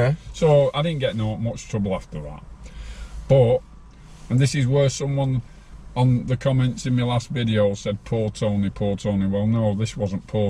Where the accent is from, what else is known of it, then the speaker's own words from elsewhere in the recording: Farnworth, North West England, United Kingdom; I grew up with Tommy in Farnworth.